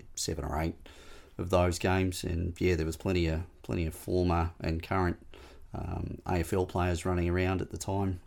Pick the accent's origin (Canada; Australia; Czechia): Australia; Smithton, Tasmania; moved away; born and bred in Smithton